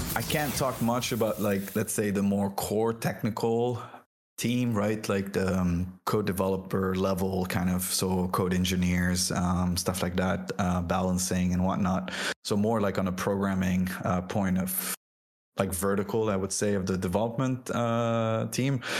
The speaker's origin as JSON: {"language": "English", "country": "France", "tie": "born or raised there", "also_born_or_lived": "Lebanon", "first_language": "French", "second_language": "English", "moved": "yes", "said": "i was born and raised in france um, and french was my first language um, then moved to uh, the Arab world and ended up in Lebanon."}